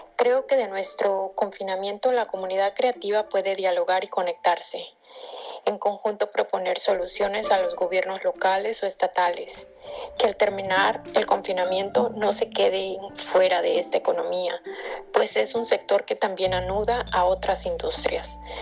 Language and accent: Spanish; Acapulco, Guerrero, Mexico; now in San Francisco, United States; Nací y crecí en Acapulco Guerrero, pero vivo en San Francisco, California